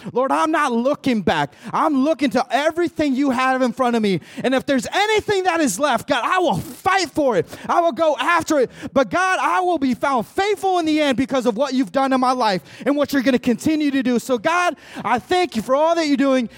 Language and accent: English; Mexico; now in United States; I came from Mexico. I was born in Mexico, came over here, immigrated in the United States